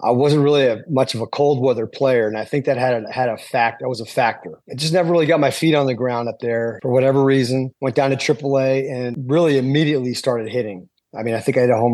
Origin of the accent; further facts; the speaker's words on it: Clearwater, Florida, United States; now in West Palm Beach, United States; I'm from Clearwater, but I live in West Palm Beach